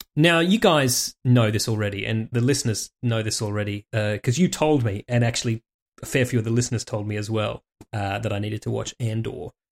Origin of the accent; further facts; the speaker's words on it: Warragamba, New South Wales, Australia; growing up in fucking Warragamba in the eighties